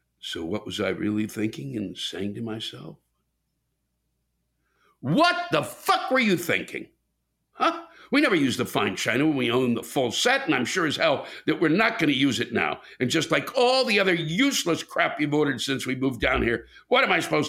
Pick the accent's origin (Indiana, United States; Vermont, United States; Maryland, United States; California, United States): Maryland, United States; I'm originally from Maryland